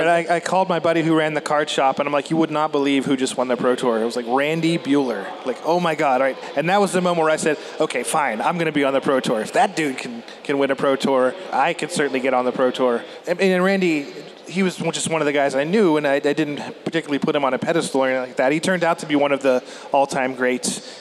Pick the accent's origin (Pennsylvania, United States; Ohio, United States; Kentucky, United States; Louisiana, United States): Pennsylvania, United States; southwestern; I grew up in southwestern Pennsylvania